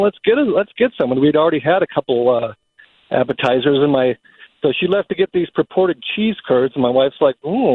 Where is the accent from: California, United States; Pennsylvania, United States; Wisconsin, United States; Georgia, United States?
Wisconsin, United States; I'm from Wisconsin.